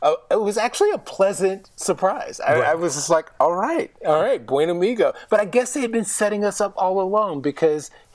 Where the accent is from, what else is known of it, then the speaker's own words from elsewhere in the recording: Texas, United States; I'm from Texas